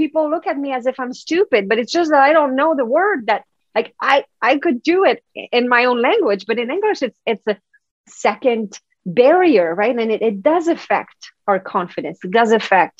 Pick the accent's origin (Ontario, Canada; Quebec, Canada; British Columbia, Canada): Quebec, Canada; English is a second language; now in Vancouver, Canada; I'm from Quebec. So that's the French part of Canada.